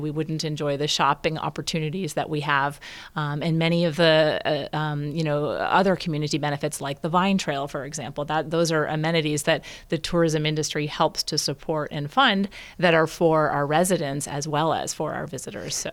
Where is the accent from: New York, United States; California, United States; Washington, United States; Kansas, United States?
California, United States; also born or lived in Napa Valley, California; I was from California and lived in the Napa Valley